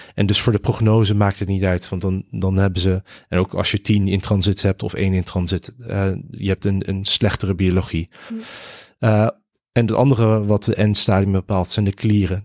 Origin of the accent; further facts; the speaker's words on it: Rotterdam, South Holland, Netherlands; also born or lived in Connecticut, United States; de eerste zes jaar opgegroeid in de VS in, in Connecticut. En toen zijn mijn ouders, die beide Nederland zijn, ehm, met ons als gezin weer terug verhuisd naar eh, Rotterdam. En daar eh, heb ik eh, mijn school, middelbare school, mijn studie.